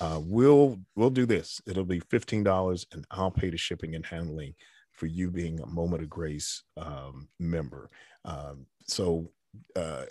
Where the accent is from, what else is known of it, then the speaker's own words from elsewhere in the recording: New York City, New York, United States; growing up in the Bronx